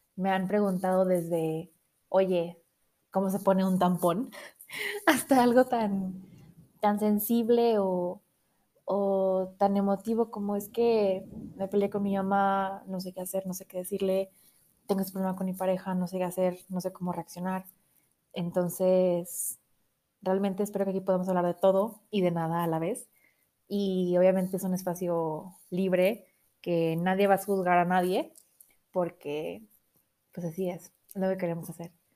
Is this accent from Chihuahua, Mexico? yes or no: no; Monterrey, Nuevo León, Mexico; now in Mexico City, Mexico; yo nací en Monterrey, entonces tengo ahí un poco de filosofía regia